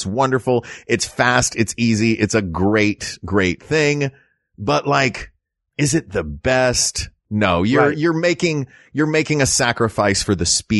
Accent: the South, United States; Like, I'm from the South. We did stuff like that.

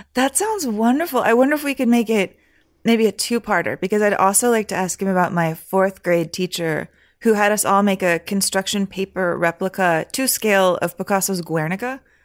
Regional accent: San Antonio, Texas, United States; moved away as an adult; also born or lived in Michigan; I was there from five to eighteen

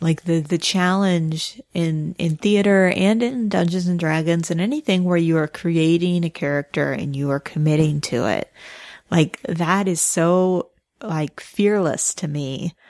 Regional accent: Midwest, United States; I'm from the Midwest.

